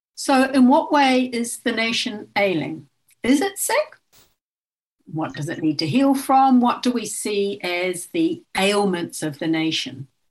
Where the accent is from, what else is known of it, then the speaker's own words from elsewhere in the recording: New Zealand; now in Australia; I'm from Aotearoa New Zealand um, and I am of uh, Maori ancestry